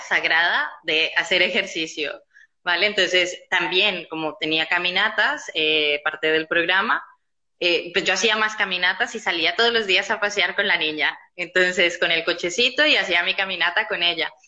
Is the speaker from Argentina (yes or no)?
no; Colombia; moved away as an adult; now in Barcelona, Spain; yo soy colombiana, ¿vale? Eh, estoy aquí en Barcelona ya hace 10 años